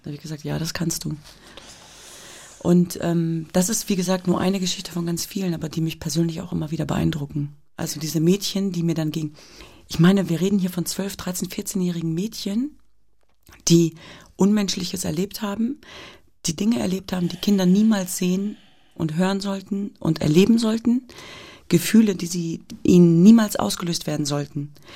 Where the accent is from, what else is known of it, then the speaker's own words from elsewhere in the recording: Hanover, Lower Saxony, Germany; ich bin in Deutschland geboren und aufgewachsen